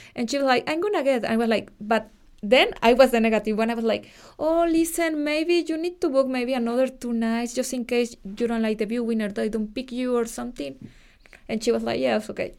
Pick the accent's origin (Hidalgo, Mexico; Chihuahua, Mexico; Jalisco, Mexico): Hidalgo, Mexico; Pachuca; accent: Mexican; English is a second language; moved away as an adult; now in Dublin, Ireland; I'm from Pachuca. It's a city close to Mexico City